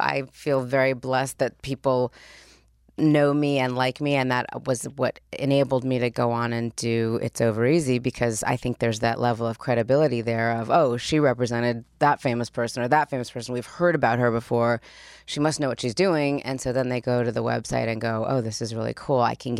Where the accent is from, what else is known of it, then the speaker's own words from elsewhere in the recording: Los Angeles, California, United States; also born or lived in Spain / Australia / Switzerland; I grew up here. I went to Beverly Hills High School. I grew up right here in LA.